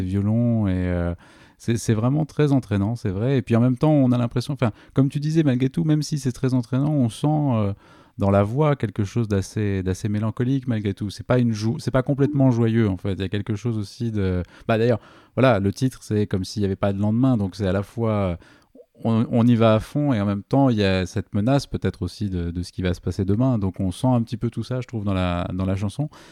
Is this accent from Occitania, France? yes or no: yes; Toulouse, Occitania, France; en tant que Toulousain